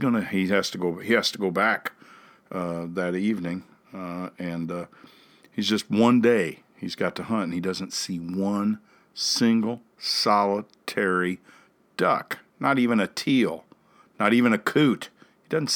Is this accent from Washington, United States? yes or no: no; Saverton, Missouri, United States; now in Jefferson City, United States; I grew up in Rawls County.